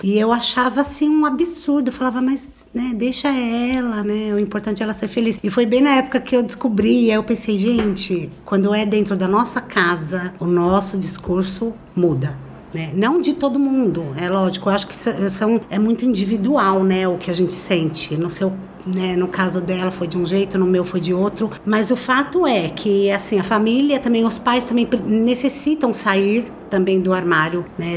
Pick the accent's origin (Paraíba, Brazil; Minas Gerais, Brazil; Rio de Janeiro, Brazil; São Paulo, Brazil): São Paulo, Brazil; Osasco; sou de Osasco, São Paulo